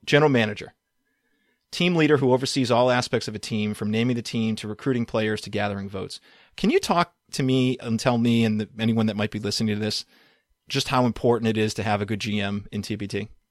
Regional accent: Boston, Massachusetts, United States; born or raised there

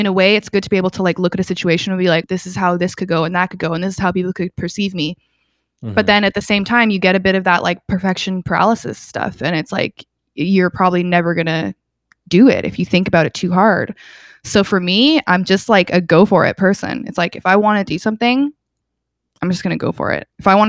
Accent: England, United Kingdom; born there; So I was born in England. I have lots of family in England.

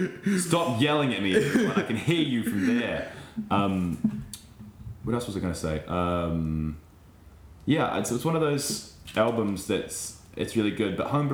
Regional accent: New Zealand; you as a New Zealander

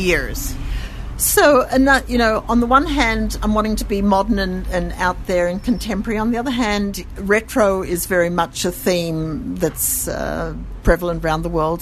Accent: Sydney, New South Wales, Australia; accent: Australian; moved away as an adult; now in Jerusalem, Israel; I come from Sydney

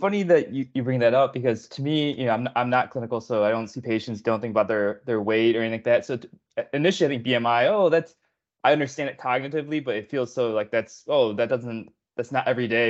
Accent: Illinois, United States; Illinois is my home state too

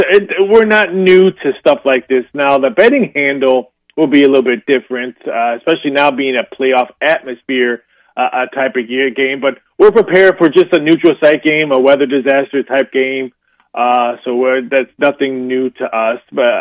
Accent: Chicago, Illinois, United States; Well, born and raised in Chicago

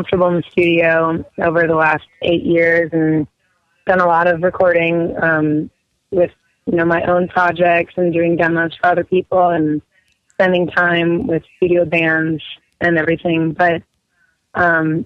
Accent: Bethesda, Maryland, United States; moved away; I was in Bethesda, Maryland playing two nights in a row at this theater that I've played there, sort of my hometown

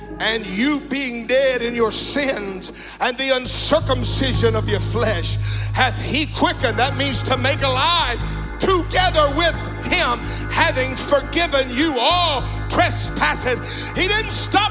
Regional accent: the South, United States; I'm from the South

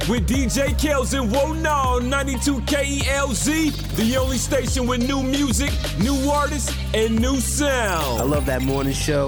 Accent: New Orleans, Louisiana, United States; I'm coming from New Orleans, Louisiana

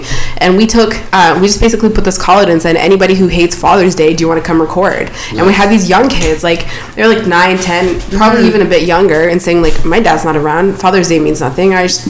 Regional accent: Toronto, Ontario, Canada; I'm from Toronto. I want to work in hip-hop.

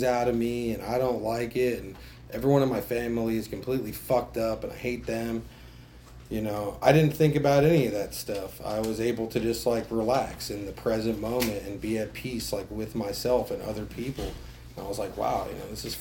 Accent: New Jersey, United States; I grew up in New Jersey

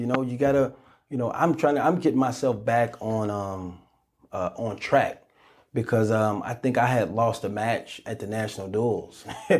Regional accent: Chicago, Illinois, United States; It's like, John, come on, man. I'm from Chicago, man.

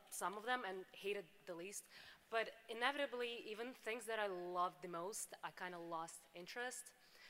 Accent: Belarus; English is a second language; moved away as an adult; now in United States; Also immigrant from Belarus.

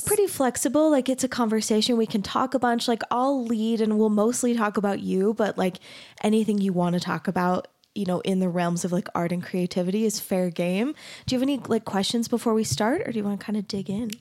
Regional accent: Arizona, United States; I grew up in Arizona

